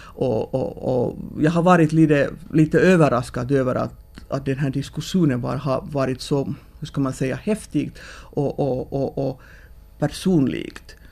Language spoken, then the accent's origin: Swedish; Finland; vi som finländare